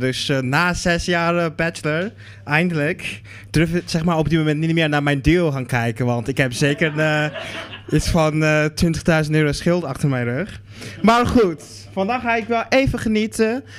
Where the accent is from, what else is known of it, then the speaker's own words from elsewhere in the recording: Netherlands; ik kom uit, ik kom uit Nederland.